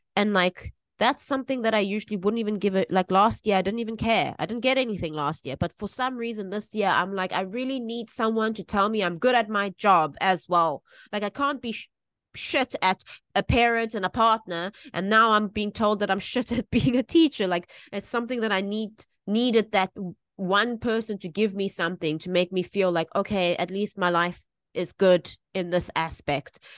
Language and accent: English; South Africa; now in Taiwan; I grew up in South Africa